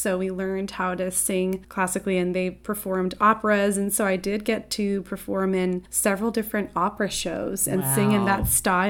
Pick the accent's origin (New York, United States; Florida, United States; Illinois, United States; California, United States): California, United States; San Diego; I was born and raised in San Diego.